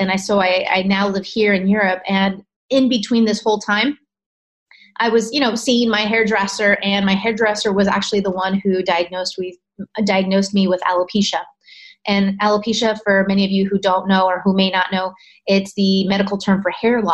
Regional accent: California, United States; I'm originally from California, so I saw doctors in California

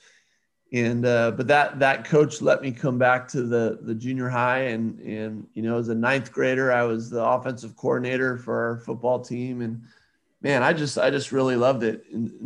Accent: Southern California, United States; I grew up in Southern California

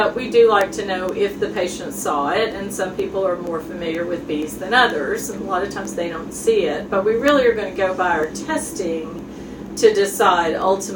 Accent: Jefferson City, Tennessee, United States; also born or lived in St. Louis, Missouri / Norfolk, Virginia / Chicago, Illinois; I grew up in Jefferson City and went to the University of Tennessee for college

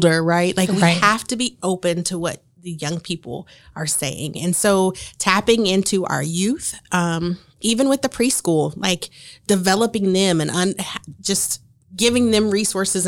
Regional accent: Marion, Indiana, United States; we are from Marion

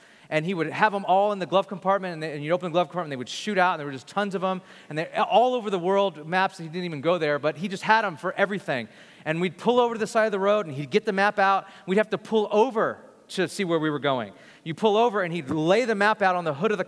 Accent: Bakersfield, California, United States; We grew up in Bakersfield

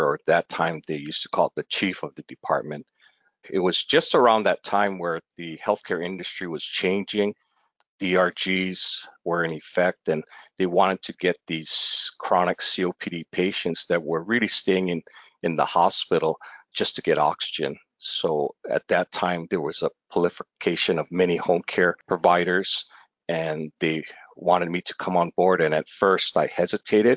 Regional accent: Oahu, Hawaii, United States; I was born and raised in Hawaii on the island of Oahu

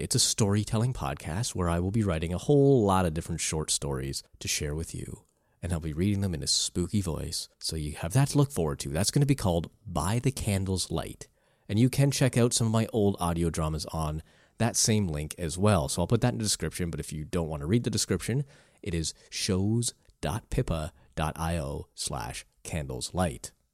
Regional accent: Canada; I come from Canada

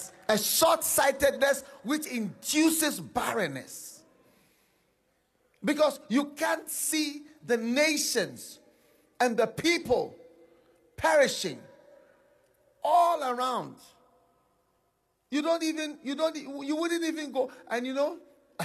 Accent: Ghana; I'm coming from Ghana. I am Swiss and Ghanaian. I'm coming from Ghana

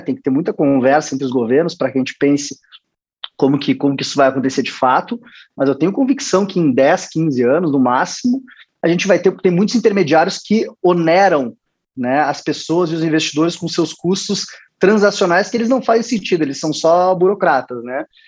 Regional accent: Rio Grande do Sul, Brazil; Sou gaúcho, sou gremista.

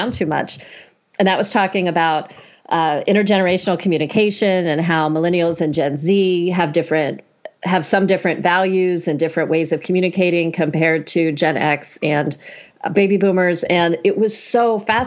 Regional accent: the South, United States; moved away; also born or lived in Florida / Georgia; I grew up in the South. So Florida and Georgia.

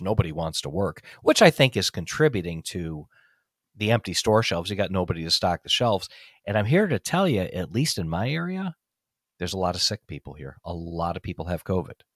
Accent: United States; I'm an American, you're an American, I'm a patriot, you're a patriot.

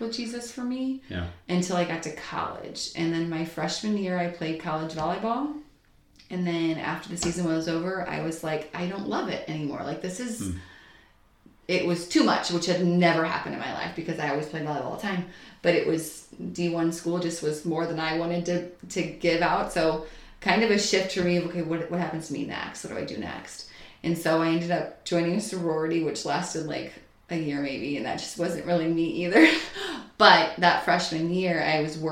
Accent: St. Louis, Missouri, United States; I grew up here in St. Louis

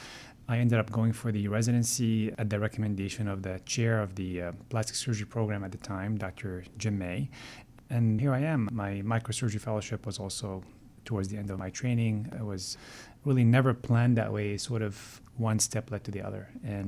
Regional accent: Montreal, Quebec, Canada; I grew up in Montreal and influenced by my siblings, to be honest with you, to go into dental school.

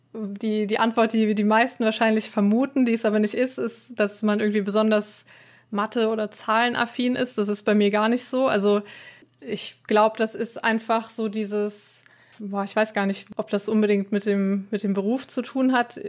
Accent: Trier, Rhineland-Palatinate, Germany; Aus Trier

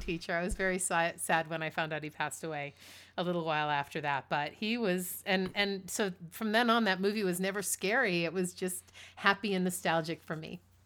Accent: East Coast, United States; also born or lived in New York City; I grew up on the East Coast.

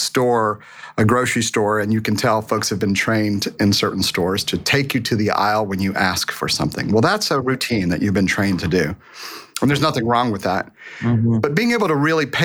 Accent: Boerne, Texas, United States; I was raised in Texas

